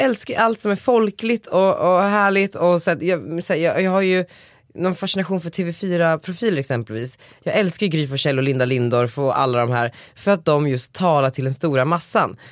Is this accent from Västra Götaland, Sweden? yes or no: no; Västerås, Västmanland, Sweden; moved away; jag är ju ganska ofta i Västerås där jag kommer ifrån.